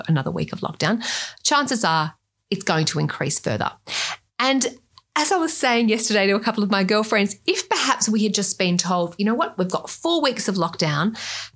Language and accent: English; Australia; accent: Australian; with my accent, you can tell I'm Australian